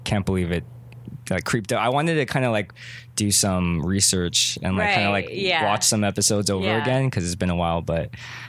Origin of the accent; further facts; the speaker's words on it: Cerritos, California, United States; I'm from Cerritos.